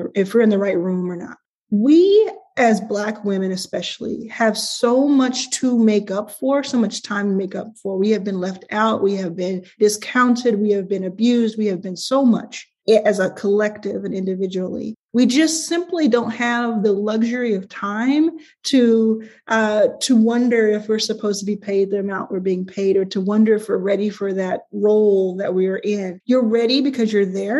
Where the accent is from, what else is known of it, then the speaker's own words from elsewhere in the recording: Dallas, Texas, United States; I grew up in Dallas